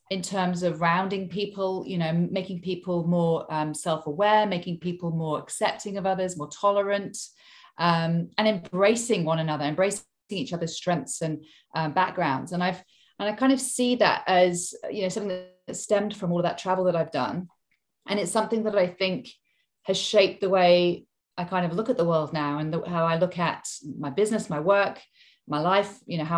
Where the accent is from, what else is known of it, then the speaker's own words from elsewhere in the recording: Hong Kong; moved away as an adult; also born or lived in United Kingdom; now in Sydney, Australia; I'm English, but I've traveled all over the place in my lifetime. I actually grew up in Hong Kong. So, I was born in the UK, but when I was very small, we moved to um, Hong Kong and I lived there until I was 18.